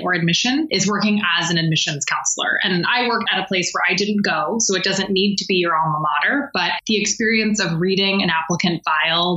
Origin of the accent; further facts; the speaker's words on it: Bay Area, California, United States; now in Maine, United States; I'm from the Bay Area